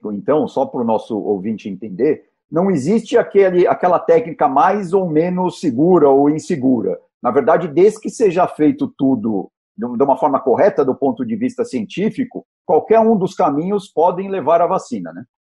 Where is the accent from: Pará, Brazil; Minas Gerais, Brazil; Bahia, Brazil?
Bahia, Brazil; interior of; moved away as an adult; also born or lived in Senhor do Bonfim, Brazil / São Paulo, Brazil / Oxford, United Kingdom; eu nasci, eu nasci em Cranguiém, é, bem no interior da Bahia.